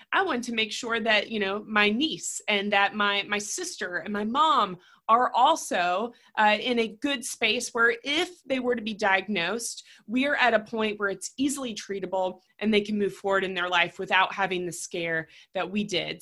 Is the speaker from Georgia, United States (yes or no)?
no; Raleigh, North Carolina, United States; I, am born and raised in Raleigh. I still have family here